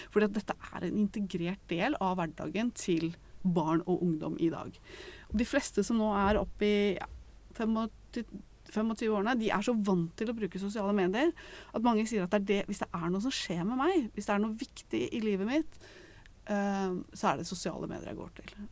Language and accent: Norwegian; Eastern Norway, Norway; jeg er fra Østlandet, så da var det generelt så var det også sånn ikke vær sammen med folk fra Kolbotn.